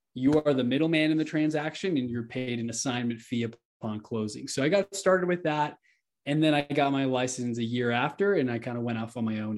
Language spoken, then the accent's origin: English; Houston, Texas, United States; now in Denver, United States; I'm from Houston